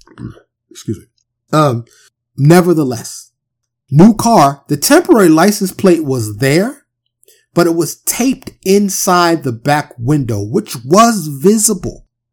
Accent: New York City, New York, United States; moved away; growing up in Harlem and the, and the Bronx

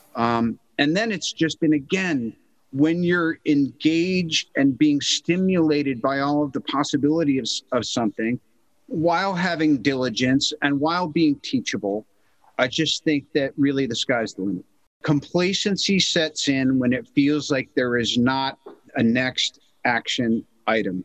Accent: United States; As an American

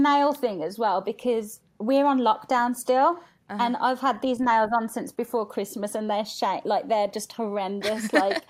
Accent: England, United Kingdom; accent: UK accent; But if you speak to anybody from England, my accent's like the worst one.

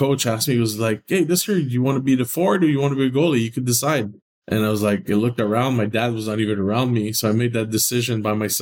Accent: Montreal, Quebec, Canada; now in St. Louis, United States; I grew up in Montreal

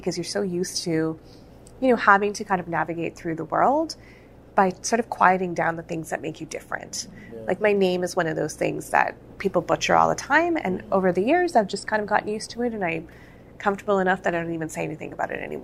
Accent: Calgary, Alberta, Canada; I've born and raised in Calgary

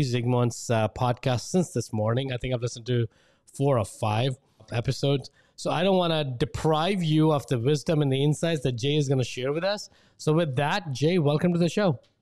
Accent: India; moved away as an adult; I grew up in India

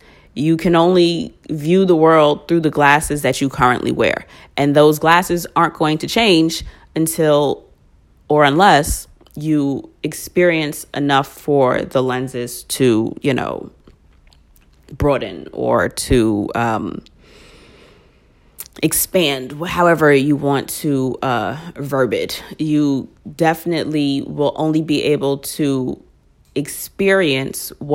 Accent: United States; now in New York, United States; I am American

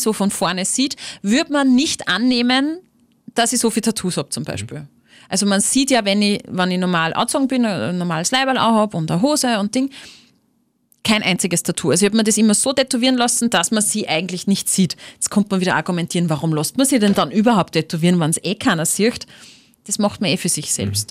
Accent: Upper Austria, Austria; das ist meine Heimat, das ist mein Oberösterreich

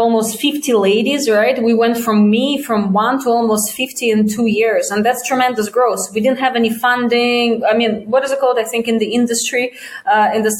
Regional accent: Russia; moved away as an adult; also born or lived in China; I'm from Russia. I haven't lived there in 17, 18 years

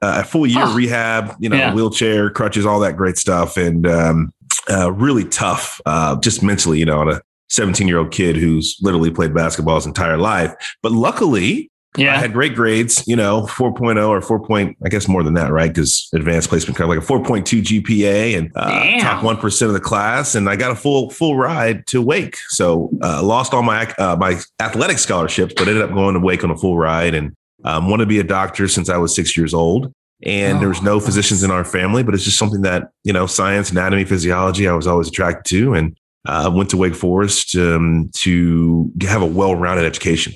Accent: Dallas, Texas, United States; also born or lived in Dayton, Ohio; I grew up in Texas, spent the vast majority of my childhood in Dallas

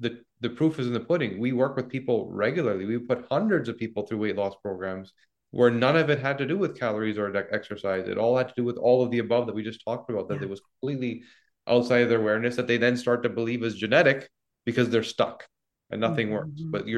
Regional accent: Canada; I mean, I'm Canadian.

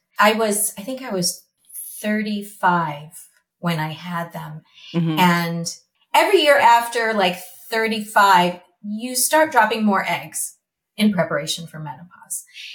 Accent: Michigan, United States; now in Hidden Hills, United States; the way we grew up in Michigan

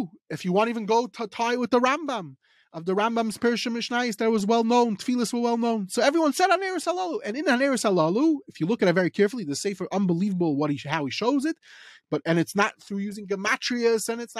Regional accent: England, United Kingdom; I'm going to say it in English just because we're English people.

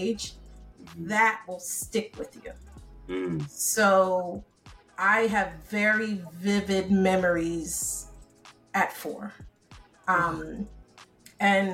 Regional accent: Newark, New Jersey, United States; also born or lived in Bronx, New York / St. Vincent (parents) / Antigua (parents); I think I was about 1 or so when we decided to move over to Newark, New Jersey

